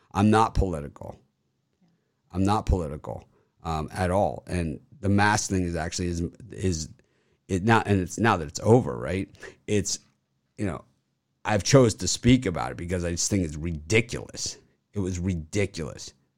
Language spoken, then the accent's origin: English; Miami, Florida, United States; I'm from Miami. I'm Miami guy